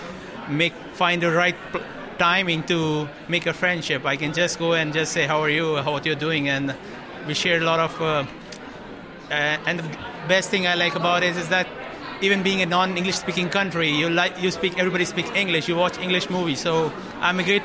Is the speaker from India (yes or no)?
yes; India; moved away as an adult; now in Netherlands; I'm from India.